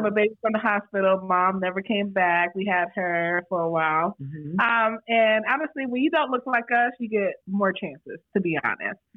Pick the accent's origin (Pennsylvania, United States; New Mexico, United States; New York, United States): New York, United States; moved away; also born or lived in Florida